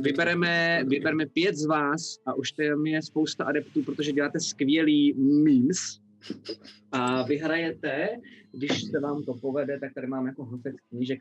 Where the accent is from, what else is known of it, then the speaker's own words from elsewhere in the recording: Czechia; Já nejsem angličan, já jsem Čech